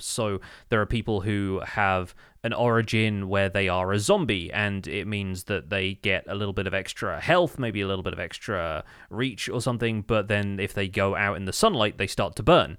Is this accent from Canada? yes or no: no; United Kingdom; as a British person